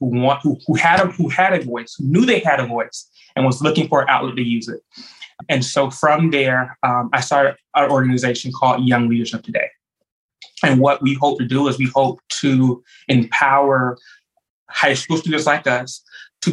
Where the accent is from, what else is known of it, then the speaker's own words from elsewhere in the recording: Jacksonville, Florida, United States; moved away as an adult; now in Tallahassee, United States; I'm originally from Jacksonville. Anyone who knows me, I love Duval. I am the grandson of a civil rights activist from Jacksonville. And so I'm also in the fifth generation Jacksonville native